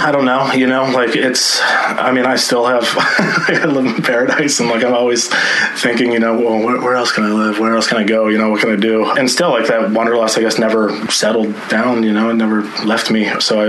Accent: Ohio, United States; moved away as an adult; also born or lived in Colorado / Alaska; three boys, you know, growing up in Ohio

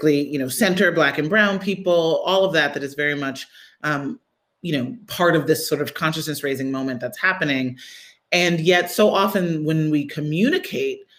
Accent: Midwest, United States; I grew up in the Midwest

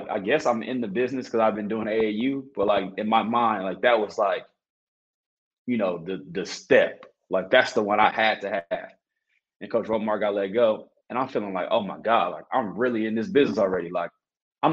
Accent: Los Angeles, California, United States; moved away; I'm just a young dude from L.A.

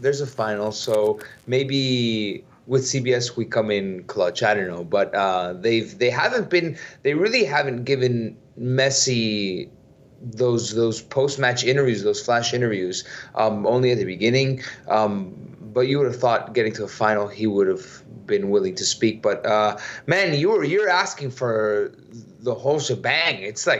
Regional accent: Miami, Florida, United States; And I'm from Miami.

